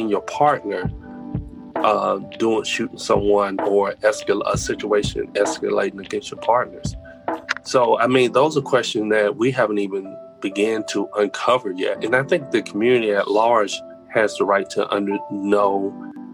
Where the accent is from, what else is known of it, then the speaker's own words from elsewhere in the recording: United States; being American and having pride in being an American